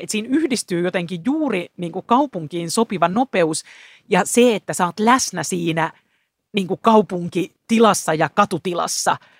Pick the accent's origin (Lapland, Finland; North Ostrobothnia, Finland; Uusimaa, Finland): Uusimaa, Finland; Helsinki; Mä itse täältä kotosin, että siinä mielessä kuulun helsinkiläiseen vähemmistöön, syntyperäinen helsinkiläinen